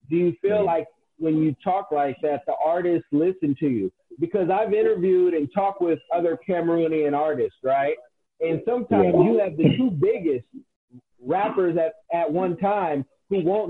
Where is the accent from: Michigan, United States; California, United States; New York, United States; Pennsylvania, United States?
California, United States; also born or lived in Midwest; I'm from California